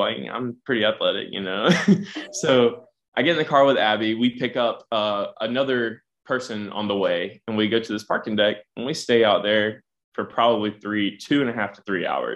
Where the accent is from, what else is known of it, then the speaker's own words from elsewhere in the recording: Smithfield, United States; we're both from Smithfield